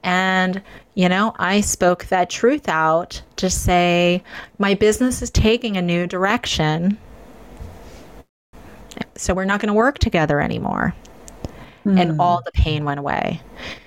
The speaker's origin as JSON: {"language": "English", "country": "United States", "said": "I'm Chinese American"}